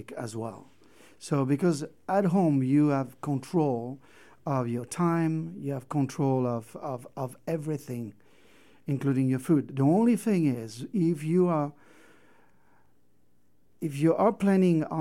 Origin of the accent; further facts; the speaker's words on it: Brittany, France; now in Moab, United States; I'm from Brittany, where... I grew up with oysters